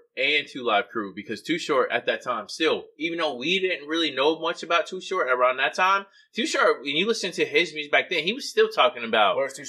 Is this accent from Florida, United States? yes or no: yes; Homestead, Florida, United States; also born or lived in Jacksonville (Duval County), Florida; 305 is where I was born. Okay. Dade County, Homestead.